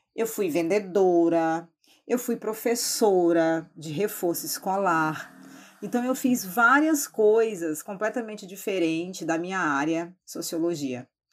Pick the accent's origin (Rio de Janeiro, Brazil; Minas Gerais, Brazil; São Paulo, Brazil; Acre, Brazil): Acre, Brazil; now in Rio Branco, Brazil; Eu sou aqui do Acre, é, especificamente moro na capital, Rio Branco